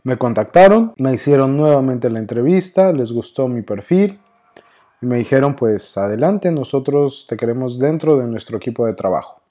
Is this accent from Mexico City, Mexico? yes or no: yes; Mexico City, Mexico; accent: chilango; moved away as an adult; now in Monterrey, Mexico; espero que todavía siga manteniendo mi acento chilango